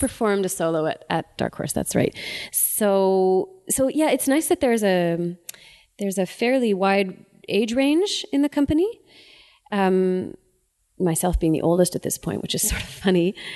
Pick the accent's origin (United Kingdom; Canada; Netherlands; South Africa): Canada; Ottawa, Ontario; I'm from Ottawa